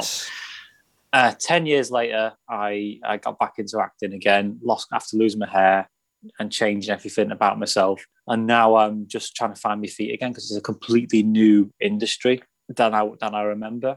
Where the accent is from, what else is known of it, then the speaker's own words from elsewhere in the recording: Runcorn, North West England, United Kingdom; I'm not technically from Liverpool, I'm from Runcorn, uh, Cheshire